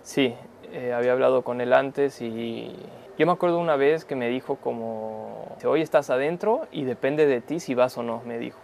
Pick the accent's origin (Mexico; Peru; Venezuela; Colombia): Mexico; also born or lived in Argentina; Yo llegué a México, entonces toda mi vida fue en México y, mm. yo me hice mexicano a través de, que a los dos años ya estaba viviendo en México.